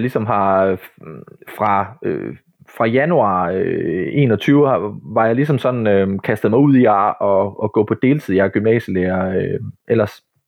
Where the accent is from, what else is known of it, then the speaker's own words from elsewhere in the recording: Ryslinge, Southern Denmark, Denmark; nede i Ryslinge, hvor jeg kommer fra, nede på Midtfyn